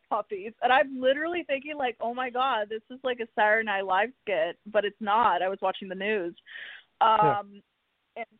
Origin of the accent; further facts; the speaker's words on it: Miami, Florida, United States; now in Los Angeles, United States; I'm from Miami.